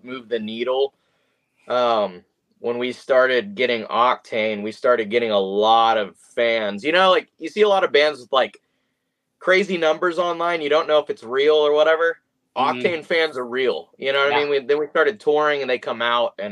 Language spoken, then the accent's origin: English; Texas, United States; We're both from Texas.